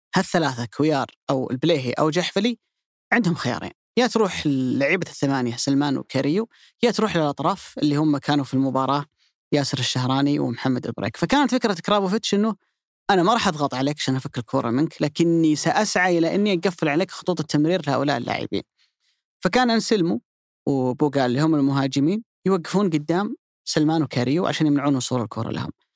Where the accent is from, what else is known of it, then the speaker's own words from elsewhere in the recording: Saudi Arabia; عندنا في السعوديه